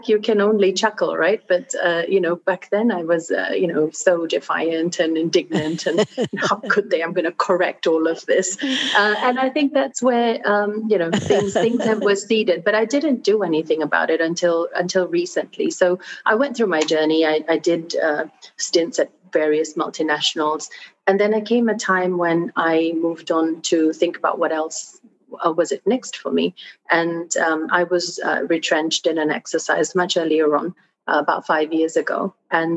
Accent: Australia; also born or lived in Fiji; So I grew up in Australia. I went to school there.

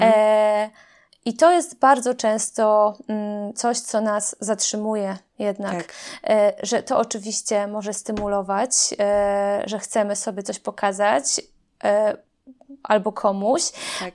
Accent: Grajewo, Podlaskie Voivodeship, Poland; moved away; pochodzę z Grajewa, to jest mała miejscowość na Podlasiu, miasto

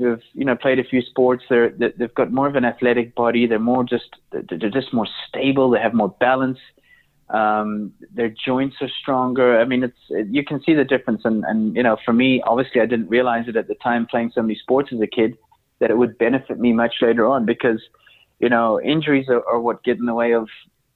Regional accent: Johannesburg, Gauteng, South Africa; I was brought up in South Africa, which obviously has a very good climate. I was brought up in Johannesburg. That's where I went to school.

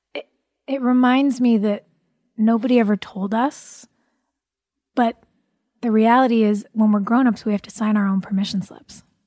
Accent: California, United States; I grew up in California

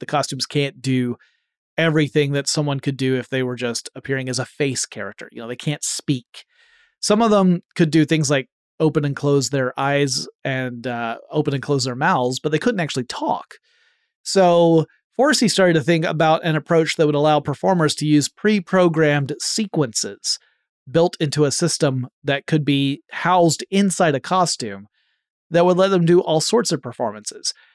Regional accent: Atlanta, Georgia, United States; based in my hometown of Atlanta, Georgia

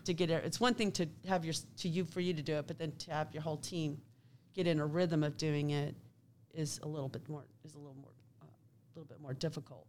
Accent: Kansas City, Kansas, United States; I grew up in Kansas City, Kansas.

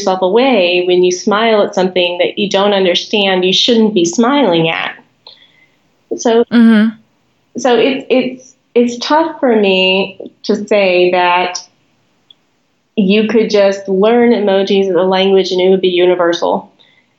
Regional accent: United States; I am an American

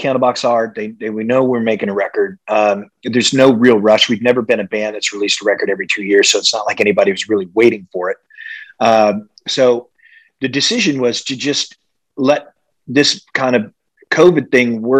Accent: Midwest, United States; growing up in the Midwest

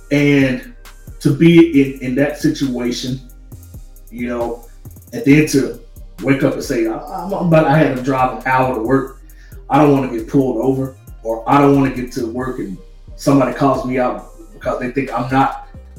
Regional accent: the South, United States; now in Los Angeles, United States; Because for me, you know, living in LA and growing up in the South, the South is different from, of course, the people out here.

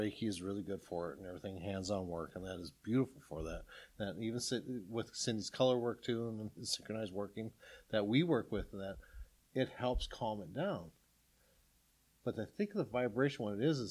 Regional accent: South Dakota, United States; I'm from South Dakota.

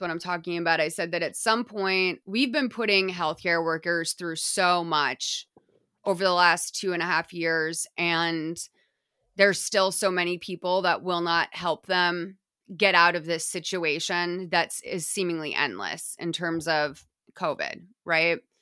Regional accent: United States; me as an American

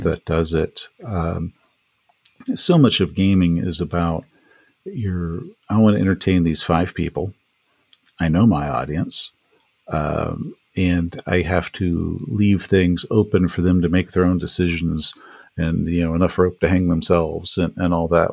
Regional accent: East Texas, United States; I grew up in East Texas

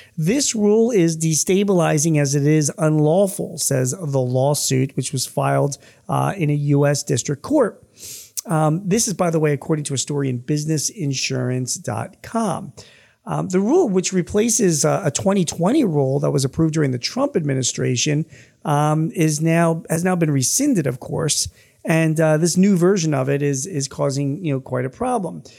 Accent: Philadelphia, Pennsylvania, United States; my hometown

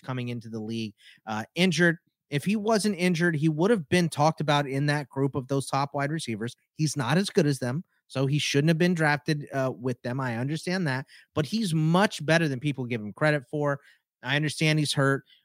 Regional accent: Houston, Texas, United States; I'm from Houston

